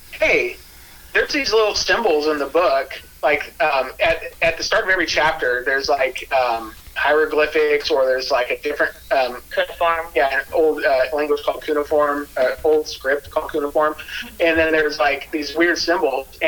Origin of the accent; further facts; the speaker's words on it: Pacific Northwest, United States; Hey, but we're from Pacific Northwest